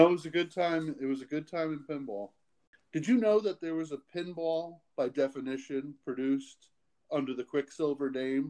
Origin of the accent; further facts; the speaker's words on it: Boston, Massachusetts, United States; I'm from Boston. Most people wouldn't know that.